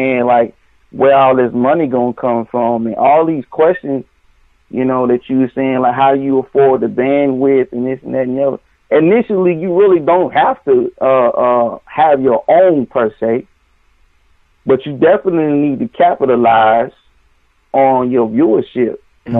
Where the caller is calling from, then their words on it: Nashville, Tennessee, United States; I'm calling from Music City, Nashville.